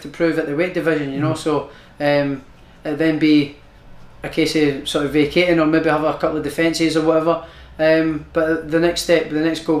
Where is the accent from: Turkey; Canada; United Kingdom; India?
United Kingdom; Prestonpans, Scotland; I'm from Preston Pans.